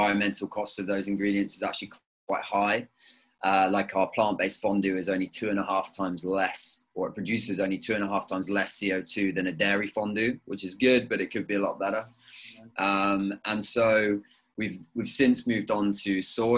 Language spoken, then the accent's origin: English; near Brighton, South East England, United Kingdom; moved away as an adult; also born or lived in Devon / New York; now in Amsterdam, Netherlands; I grew up near Brighton. But I spent a lot of time in Devon on my grandparents' farm.